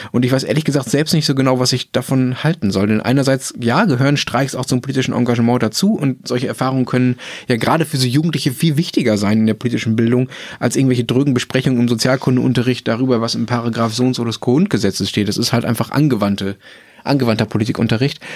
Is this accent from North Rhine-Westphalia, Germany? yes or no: yes; Dortmund, North Rhine-Westphalia, Germany; in Dortmund, äh, wo ich aufgewachsen bin